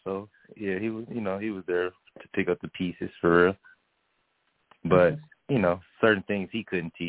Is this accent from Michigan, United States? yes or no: yes; Detroit, Michigan, United States; Oh, yeah, I'm from Detroit.